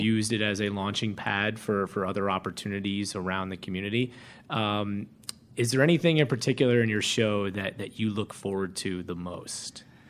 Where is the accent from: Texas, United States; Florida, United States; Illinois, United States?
Florida, United States; moved away; being from Florida